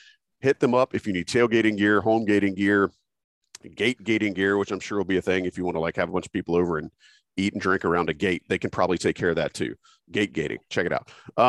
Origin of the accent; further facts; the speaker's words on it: North Carolina, United States; when Tommy and I were growing up in North Carolina